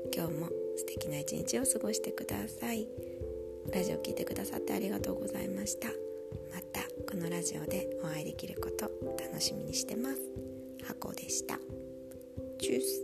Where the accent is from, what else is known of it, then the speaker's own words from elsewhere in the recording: Nagasaki, Japan; now in Munich, Germany; 私は結構日本でも雨が多い町長崎で生まれ育ったので